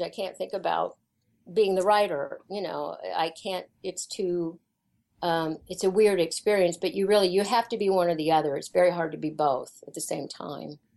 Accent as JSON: {"language": "English", "region": "Kansas", "country": "United States", "tie": "born or raised there", "said": "I grew up in Kansas, and uh, my mom was um, a music teacher"}